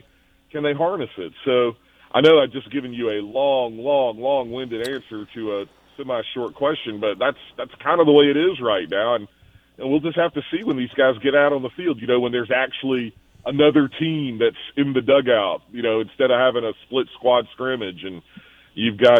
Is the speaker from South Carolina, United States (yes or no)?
yes; Spartanburg, South Carolina, United States; moved away; I grew up in Spartanburg, South Carolina